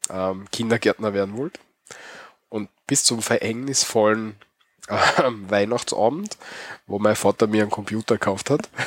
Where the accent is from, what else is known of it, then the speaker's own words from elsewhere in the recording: Austria; aber bei uns, also ich bin immer davon ausgegangen, dass es bei uns in Österreich nicht so ist